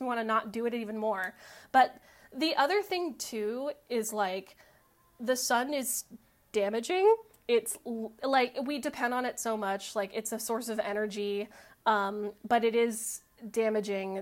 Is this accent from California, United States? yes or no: yes; Los Angeles, California, United States; I grew up in Los Angeles. I went to Verdugo Hills High School